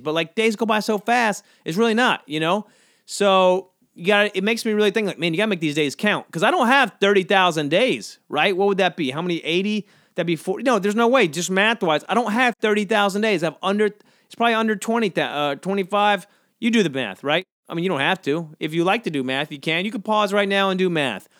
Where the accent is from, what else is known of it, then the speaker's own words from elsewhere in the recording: Georgia, United States; I grew up, I grew up, uh, near the beach on Georgia